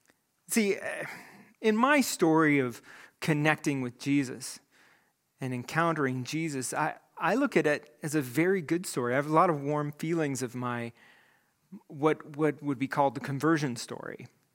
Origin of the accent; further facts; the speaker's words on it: Greeley, Colorado, United States; these high school friends of mine from my youth group growing up in Greeley, Colorado.